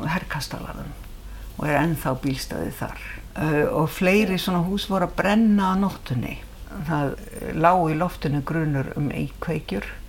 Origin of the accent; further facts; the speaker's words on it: Reykjavík, Capital Region, Iceland; also born or lived in Ísafjarðardjúp; Ég er alveg upp í Reykjavík